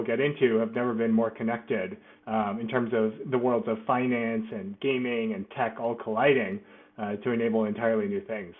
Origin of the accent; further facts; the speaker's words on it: Hawaii, United States; also born or lived in Washington; I grew up thinking I was Hawaiian because I was born in Hawaii, and I was telling all my friends that I was Hawaiian until I was about 12. But actually, I'm Korean